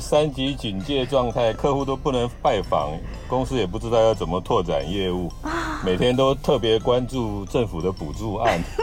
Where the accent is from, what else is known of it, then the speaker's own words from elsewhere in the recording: Taiwan; 哦，这就是我们台湾人可悲的地方了。